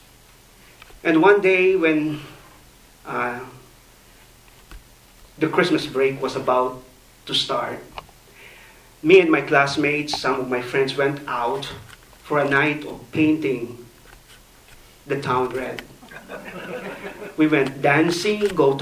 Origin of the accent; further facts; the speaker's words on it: Philippines; I grew up in the Philippines